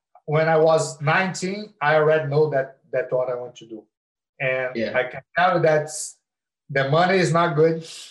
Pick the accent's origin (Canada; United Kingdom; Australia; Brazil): Brazil; teenagers in Brazil used to have, like, we used to fight